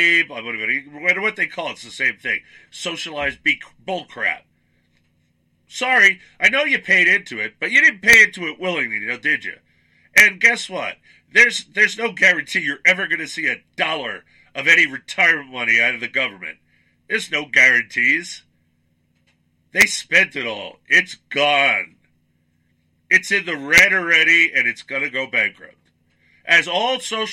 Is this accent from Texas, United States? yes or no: no; Suffolk County, Long Island, New York, United States; I grew up in Suffolk County, Long Island, New York